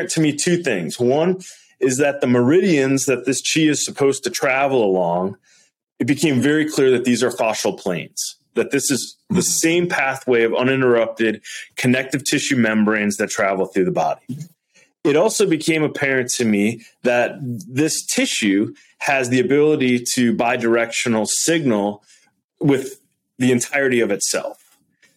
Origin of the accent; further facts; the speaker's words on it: Wisconsin, United States; I'm from Wisconsin, right? I'm kind of like, you know, like a Midwest kid